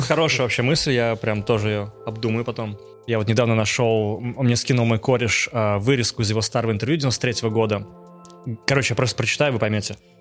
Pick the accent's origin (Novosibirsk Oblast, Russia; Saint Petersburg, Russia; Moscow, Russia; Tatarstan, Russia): Tatarstan, Russia; Naberezhnye Chelny; я учился и жил в Челнах, набережных Челнах